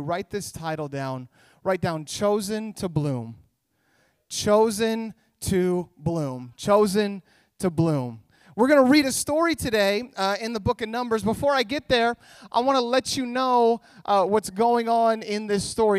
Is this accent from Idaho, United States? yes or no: yes; Idaho, United States; moved away as an adult; also born or lived in California; now in Orange County, United States; I was born in California, but when I was a little kid, my parents moved us up to Idaho, and that's where I grew up.